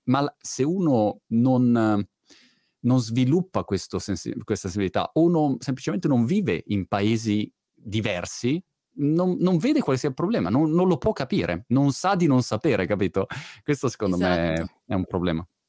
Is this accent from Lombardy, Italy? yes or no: yes; Milan, Lombardy, Italy; moved away as an adult; now in United Kingdom; da ragazzino vivevo a Milano